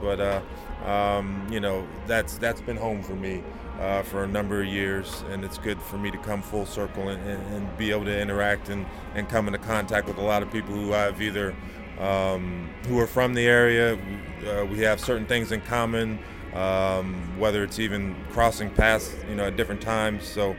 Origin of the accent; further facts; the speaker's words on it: California, United States; Going to Cal, for one, you know, being signed my letter of intent to go to Cal Berkeley